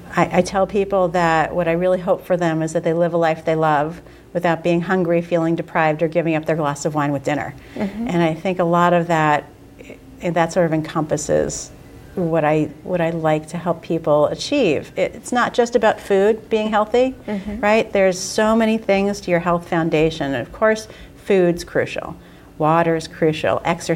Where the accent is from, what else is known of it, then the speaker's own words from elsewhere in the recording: New York City, New York, United States; now in Boston, United States; so as I said, I'm from New York. When I go down to New York, New York City.